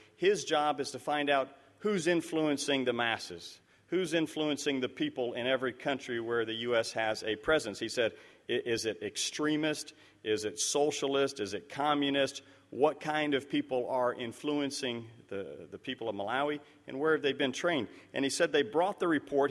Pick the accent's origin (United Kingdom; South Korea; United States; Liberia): Liberia; moved away; it's down in West Africa, where I grew up in Liberia